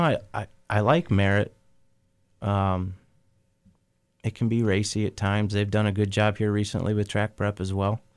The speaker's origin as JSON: {"language": "English", "area": "Oakshade", "region": "Ohio", "country": "United States", "tie": "born or raised there", "said": "Oak Shade's the, you know, my hometown track"}